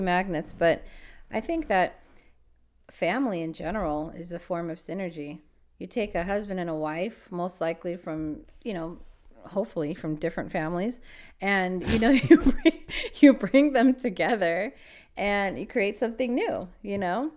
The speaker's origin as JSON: {"language": "English", "town": "Los Angeles", "region": "California", "country": "United States", "tie": "born or raised there", "said": "I was born and raised in LA, Los Angeles"}